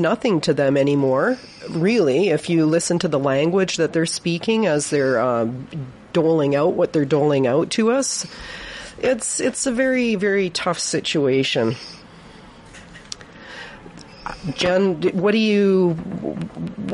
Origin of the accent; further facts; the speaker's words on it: Victoria, British Columbia, Canada; I was raised in Victoria, and I spent my whole life playing around in the forests